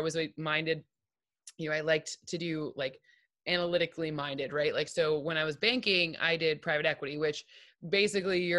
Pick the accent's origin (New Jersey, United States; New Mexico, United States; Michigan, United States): Michigan, United States; East Lansing; moved away as an adult; also born or lived in Boston / Chicago; I grew up in East Lansing, Michigan